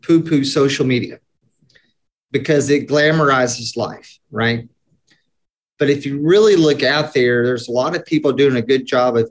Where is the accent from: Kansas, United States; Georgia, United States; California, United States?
Georgia, United States; Atlanta; I was born in Atlanta, Georgia, 1974, traditional Southern Baptist family